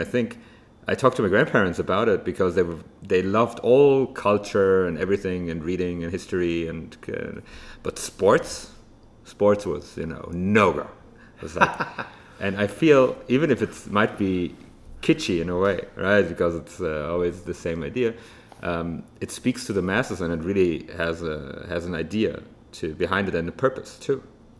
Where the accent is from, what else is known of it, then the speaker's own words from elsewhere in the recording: Germany; especially growing up in Germany, actually